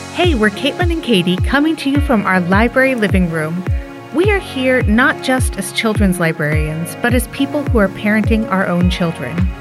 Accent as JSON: {"language": "English", "town": "Bloomington", "region": "Indiana", "country": "United States", "moved": "yes", "lives_now": "Skokie, United States", "said": "my family lives up here in Skokie now, but we're from Indiana. And so, like, there has been this expectation from our more extended family that we travel home to Bloomington"}